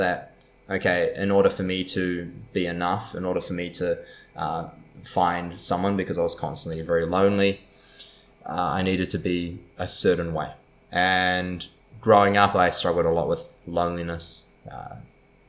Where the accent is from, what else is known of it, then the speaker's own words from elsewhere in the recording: New Zealand; also born or lived in San Diego; from New Zealand, grew up in such a safe and beautiful country